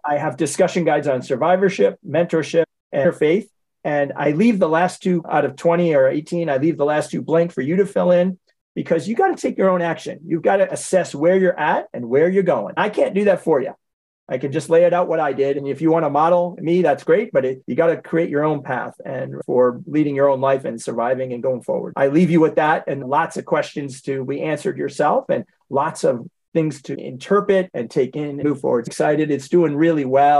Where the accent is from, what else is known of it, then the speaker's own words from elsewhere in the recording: Boston, Massachusetts, United States; I'm from Boston. So I grew up with the Celtics.